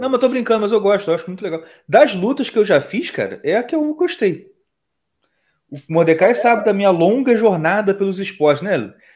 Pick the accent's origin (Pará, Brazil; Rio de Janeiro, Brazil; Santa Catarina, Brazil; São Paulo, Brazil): Rio de Janeiro, Brazil; also born or lived in Nova Iguaçu; a gente que é do Rio de Janeiro, onde tudo é mais caro